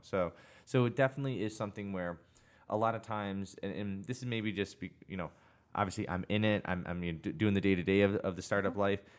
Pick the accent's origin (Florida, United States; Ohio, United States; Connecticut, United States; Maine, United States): Connecticut, United States; I grew up in Connecticut. I went to CCSU